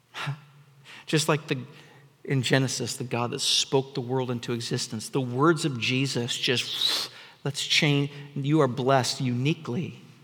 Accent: United States; here in the West, in the Seattle area, um, because, because we're American.

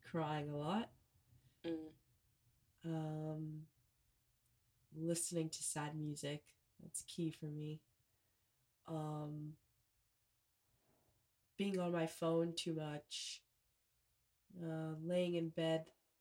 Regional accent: Texas, United States; I'm from Texas, and I used to hate Texas growing up

